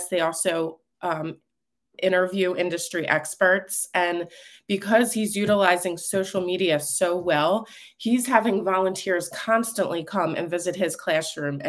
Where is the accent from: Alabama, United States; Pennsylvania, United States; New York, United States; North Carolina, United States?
Pennsylvania, United States; Philadelphia; I grew up in Northeast Philadelphia. I actually grew up in a neighborhood called Mayfair.